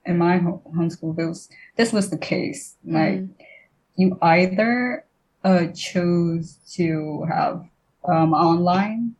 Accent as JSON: {"language": "English", "town": "Mojokerto", "region": "East Java", "country": "Indonesia", "tie": "born or raised there", "said": "I was born in Mojokerto"}